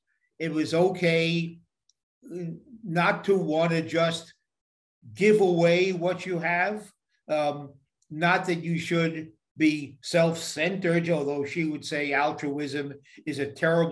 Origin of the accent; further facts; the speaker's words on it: New York, United States; now in California, United States; I am a New Yorker. I'm a New Yorker who, by a weird twist of fate, found myself living in an equally blue state of California, another high tax state.